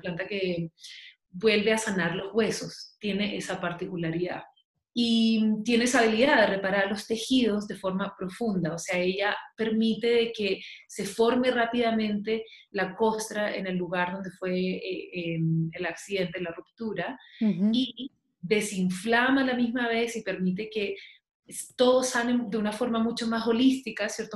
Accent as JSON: {"language": "Spanish", "country": "Chile", "also_born_or_lived": "Massachusetts, United States", "moved": "yes", "lives_now": "Santa Elena, Colombia", "said": "yo soy chilena y vivo en Colombia hace aproximadamente casi cuatro años."}